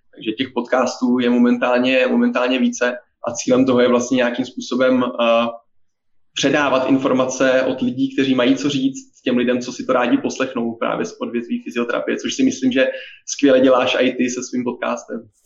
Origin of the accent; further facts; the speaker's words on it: Czechia; ze Slovenska nejsem, jsem z České republiky, jak asi poznají všichni posluchači podle uh, mého přízvuku